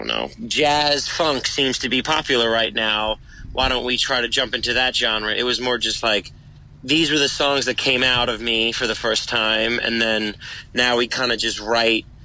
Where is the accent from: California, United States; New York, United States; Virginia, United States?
New York, United States; New York City; I was born in Brooklyn, New York, so my family's always been in New York